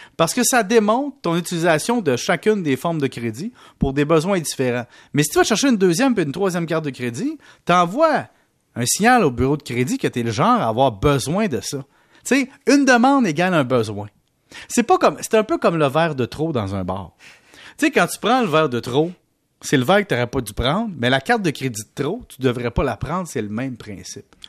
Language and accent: French; Canada; nous, au Canada